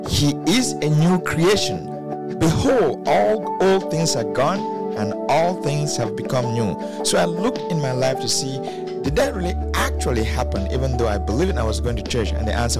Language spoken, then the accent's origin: English; Cameroon; I grew up in Cameroon